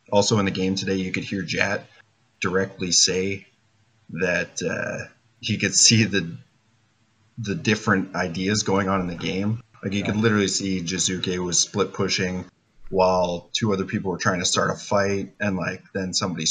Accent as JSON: {"language": "English", "town": "Winnipeg", "region": "Manitoba", "country": "Canada", "said": "I'm from Winnipeg, Manitoba, in Canada"}